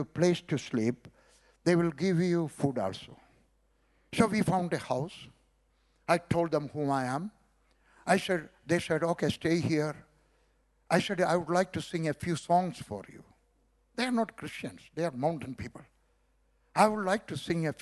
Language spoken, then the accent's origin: English; South India, India; also born or lived in Kerala / Punjab / Kashmir; now in Delhi, India; I was born in South India